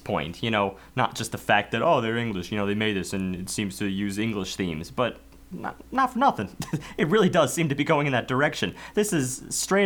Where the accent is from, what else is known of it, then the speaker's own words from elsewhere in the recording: New York, United States; as an American